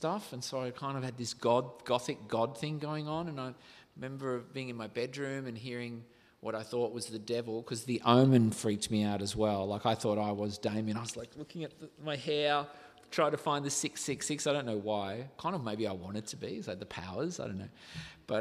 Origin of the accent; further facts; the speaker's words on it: Riverina, southern New South Wales, Australia; where I grew up in the Riverina, southern New South Wales, near the border of Victoria